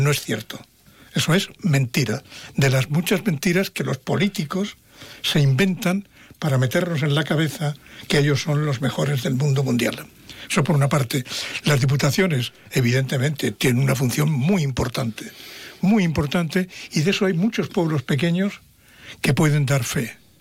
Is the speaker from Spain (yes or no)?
yes; Mérida, Extremadura, Spain; moved away; del pueblo donde yo nací. Sabéis que yo soy de Mérito Augusta.